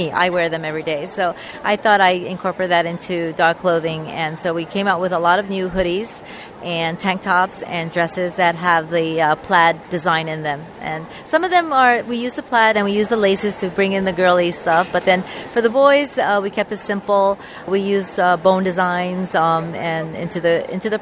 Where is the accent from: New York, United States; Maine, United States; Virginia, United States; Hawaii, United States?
Hawaii, United States; we're originally from Hawaii